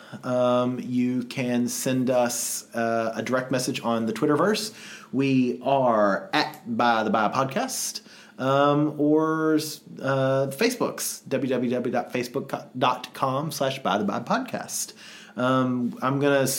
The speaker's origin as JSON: {"language": "English", "region": "Kentucky", "country": "United States", "tie": "born or raised there", "said": "Growing up in Kentucky, we didn't have sex education"}